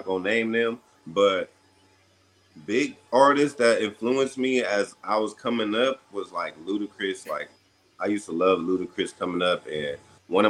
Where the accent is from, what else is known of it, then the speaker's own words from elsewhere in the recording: Ontario, California, United States; I was raised in the Inland Empire. When I was about 11 or 12, I was in Ontario, California